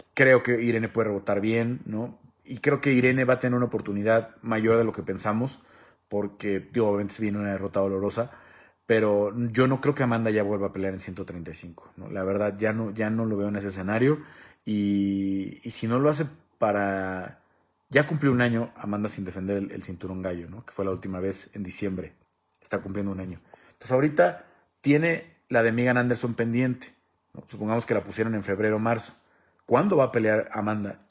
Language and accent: Spanish; Mexico; como mexicanos